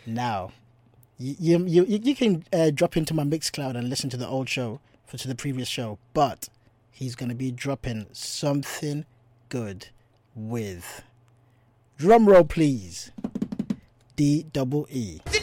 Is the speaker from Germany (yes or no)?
no; South Africa; moved away; As a South African